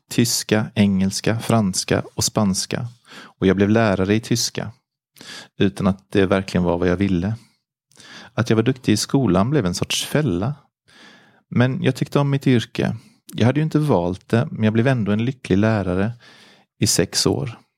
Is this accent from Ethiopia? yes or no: no; Auvergne-Rhône-Alpes, France; now in Sweden; Jag är född 1952 i Frankrike, i en liten by i Auvergne. Jag var en mycket lycklig liten pojke. I min familj med fem systrar och bröder och mina föräldrar som var jordbrukare. Jag är alltså uppvuxen på en gård med djur